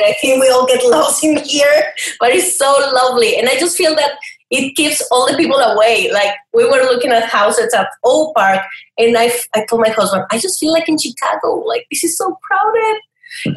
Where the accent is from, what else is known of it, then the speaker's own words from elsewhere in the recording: Chihuahua, Mexico; moved away as an adult; also born or lived in El Paso, Texas / Brazil / New Zealand; now in Riverside, United States; I grew up in Chihuahua. Yeah, it's a state, it's not only a dog.